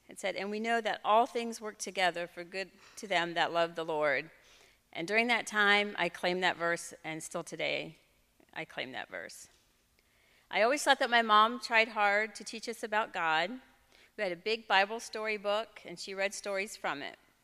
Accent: Fredericksburg, United States; I grew up in Fredericksburg

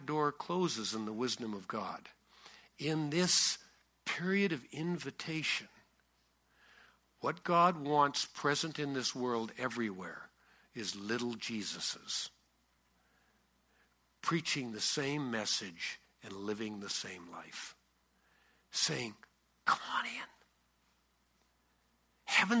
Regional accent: Canada; I'm Canadian and left-handed.

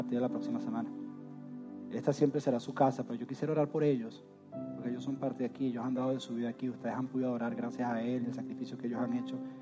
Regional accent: Venezuela; moved away as an adult; Yo soy de Venezuela, yo amo Venezuela

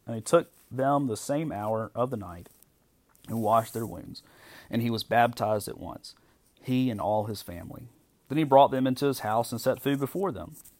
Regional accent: United States; as American Christians

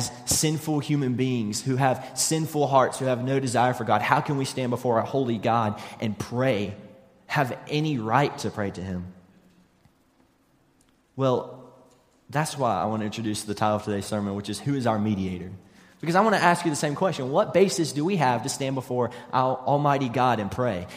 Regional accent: West Virginia, United States; moved away; I'm originally from West Virginia

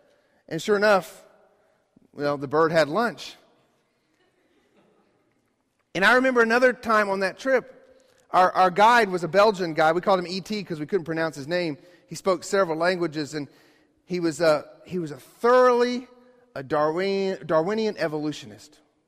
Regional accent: Ecuador; you guys knew I grew up in Ecuador, and one of a very life-changing experience for me was to go to the Galapagos Islands in Ecuador

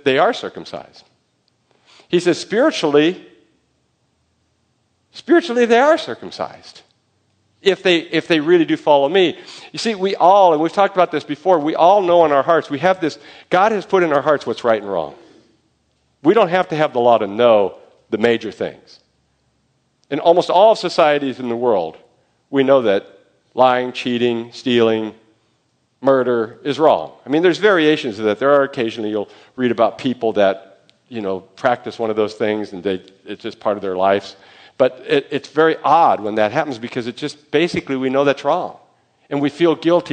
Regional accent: United States; I'm an American

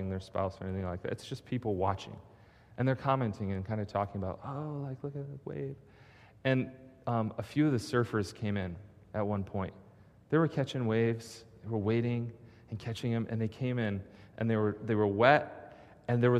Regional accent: Michigan, United States; moved away; I'm from Michigan

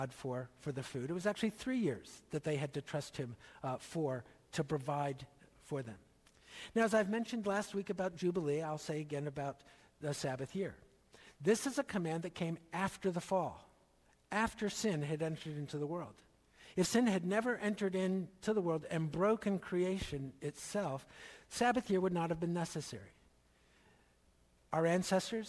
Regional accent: not far from Lancaster County, Pennsylvania, United States; When I was growing up in Pennsylvania, not far from Lancaster County

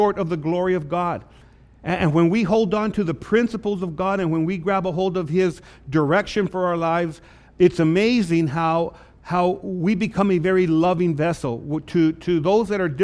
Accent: Lordsburg, New Mexico, United States; growing up in Lordsburg, New Mexico, born and raised there

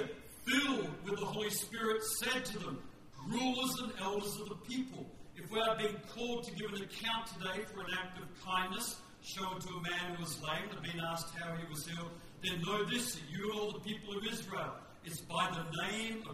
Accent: Western Australia, Australia; I'm from West Australia.

